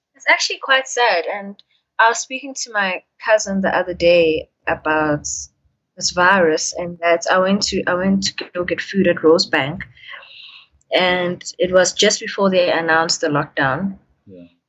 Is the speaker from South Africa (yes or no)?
yes; Durban, KwaZulu-Natal, South Africa; moved away as an adult; now in Johannesburg, South Africa; growing up in Durban. Like when I moved from Durban to come here